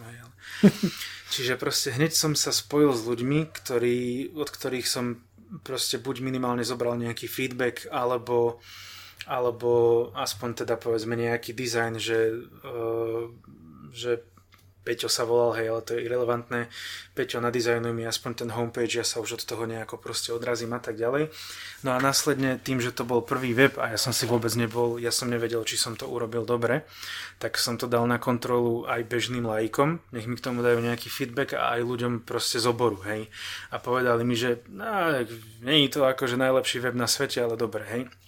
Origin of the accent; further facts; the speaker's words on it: Banská Štiavnica, Banská Bystrica Region, Slovakia; moved away as an adult; now in Ostrava, Czech Republic; narodil som sa v Banskej Štiavnici, tak som tam býval 30 rokov